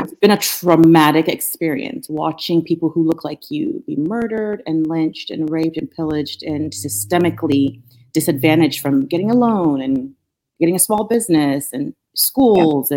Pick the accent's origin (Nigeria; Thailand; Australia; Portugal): Nigeria; moved away as an adult; also born or lived in Norfolk, Virginia; now in United States; growing up in Nigeria, I was I grew up with a lot of resources.